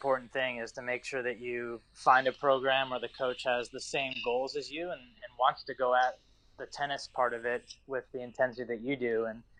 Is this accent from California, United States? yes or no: no; Ohio, United States; And obviously growing up in Ohio and being able to play for Ohio State, that was something that I had always, that was a goal of mine.